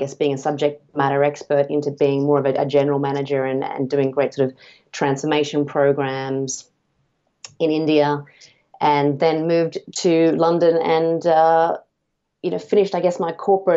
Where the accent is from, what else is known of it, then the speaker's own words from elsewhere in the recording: North Queensland, Australia; I grew up in North Queensland in Australia near a region called the Whitsundays